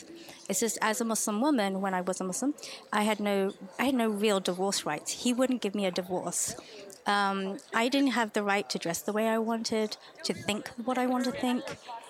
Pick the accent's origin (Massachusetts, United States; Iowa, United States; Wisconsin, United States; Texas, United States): Texas, United States; Oh, I mean, I'm from Texas. Everyone's friendly in the South.